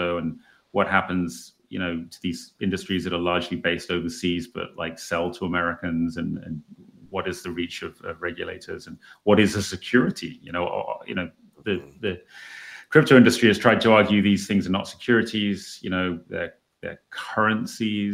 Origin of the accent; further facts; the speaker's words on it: England, United Kingdom; I'm an English guy